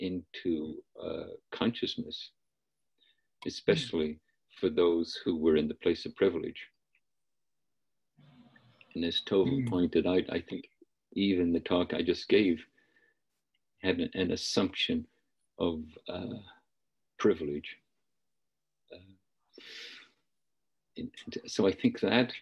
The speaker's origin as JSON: {"language": "English", "region": "Northern Ireland", "country": "United Kingdom", "tie": "born or raised there", "moved": "yes", "lives_now": "United States", "said": "I didn't grow up in the United States. I grew up in Northern Ireland"}